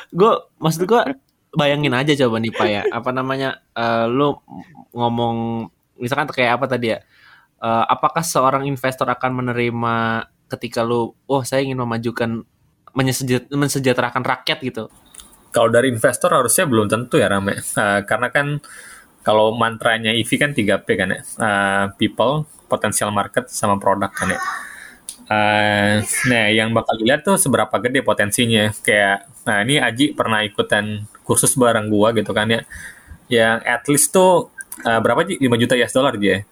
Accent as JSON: {"language": "Indonesian", "region": "South Sumatra", "country": "Indonesia", "tie": "born or raised there", "said": "Di tengah-tengah antara Kayu Agung dan Palembang sebenarnya kampung gua."}